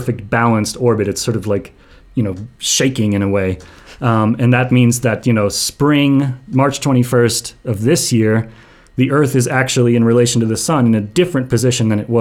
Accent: United States; growing up in the States, we learn a lot about slavery

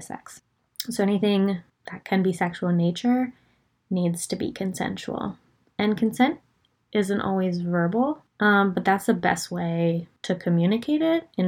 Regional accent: Pennsylvania, United States; I am from Pennsylvania

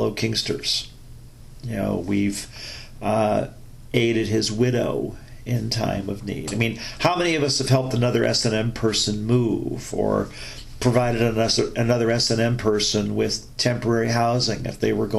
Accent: United States

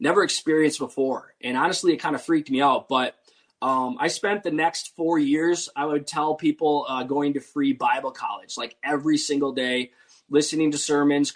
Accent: Wisconsin, United States; moved away as an adult; now in West Tennessee, United States; I grew up in Wisconsin, but had recently moved to West Tennessee.

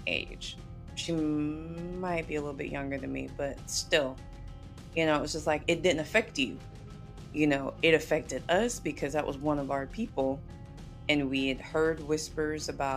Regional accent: the South, United States; growing up in the South

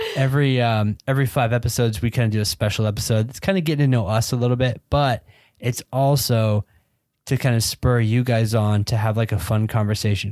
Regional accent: Georgia, United States; I grew up in Georgia.

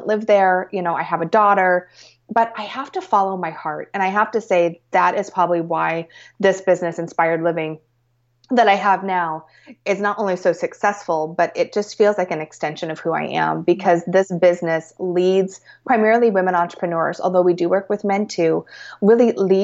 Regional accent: Portland, Oregon, United States; moved away; growing up in Portland

